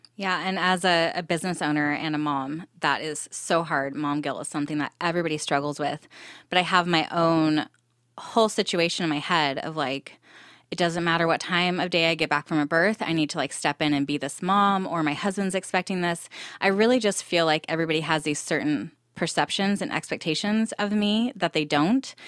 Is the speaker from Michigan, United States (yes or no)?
no; Temecula, California, United States; moved away as an adult; also born or lived in Santa Barbara, California; now in Texas, United States; I'm originally from Southern California. I grew up in Temecula